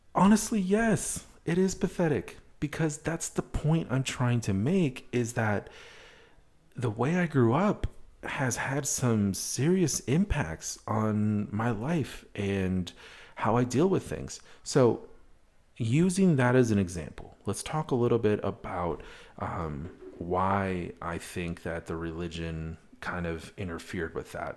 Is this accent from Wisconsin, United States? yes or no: yes; Wisconsin, United States; moved away; also born or lived in Madison, Wisconsin; I'm from Wisconsin originally.